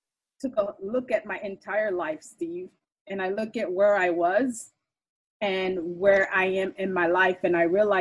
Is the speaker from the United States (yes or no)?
no; Haiti; I'm from Haiti